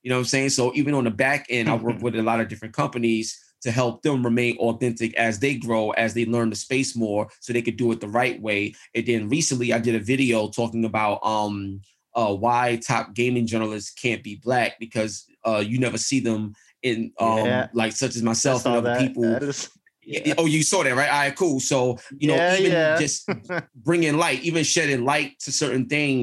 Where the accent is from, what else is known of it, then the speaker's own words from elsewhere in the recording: New York City, New York, United States; I'm from East New York, Brooklyn.